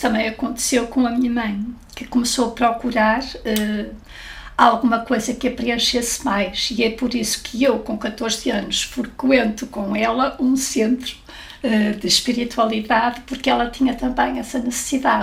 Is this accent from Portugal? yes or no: yes; Porto, Norte, Portugal; no Porto, de onde eu sou